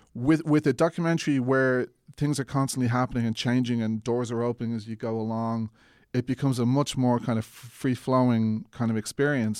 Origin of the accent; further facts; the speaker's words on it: Ireland; accent: Irish; I was Irish